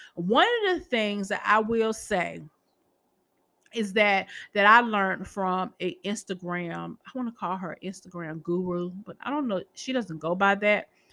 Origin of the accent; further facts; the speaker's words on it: Boston, Massachusetts, United States; I'm from Massachusetts.